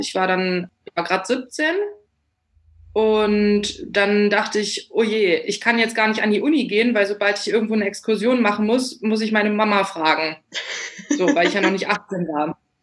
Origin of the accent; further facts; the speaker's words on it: Wolfsburg, Lower Saxony, Germany; ich komme ursprünglich aus, auch aus Wolfsburg. Ich bin hier aufgewachsen